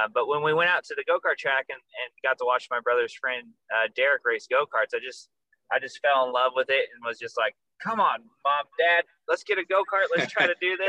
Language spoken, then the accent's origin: English; Arizona, United States; I grew up in Arizona